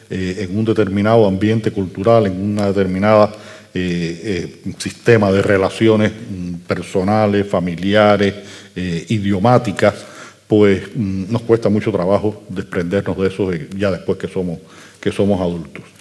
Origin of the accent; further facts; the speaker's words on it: Basque Country, Spain; now in Cuba; no, es que además yo soy vasco.